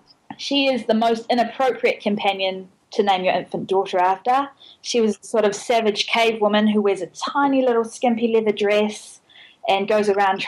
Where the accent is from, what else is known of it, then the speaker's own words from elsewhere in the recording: Hamilton, Waikato, New Zealand; it's near Hamilton where I'm from